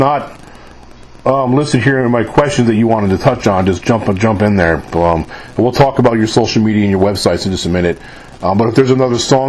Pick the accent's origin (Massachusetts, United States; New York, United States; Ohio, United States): New York, United States; moved away as an adult; now in Mississippi, United States; I live in the state of Mississippi. And I'm born and raised in New York, but I moved down here about 20 years ago